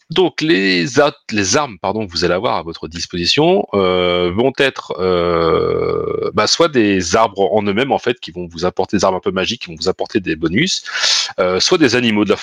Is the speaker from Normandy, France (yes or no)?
yes; Normandy, France; On est normand